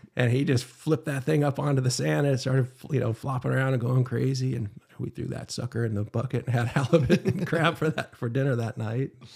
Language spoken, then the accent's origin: English; Huntington Beach, California, United States; also born or lived in Utah; born and raised in Huntington Beach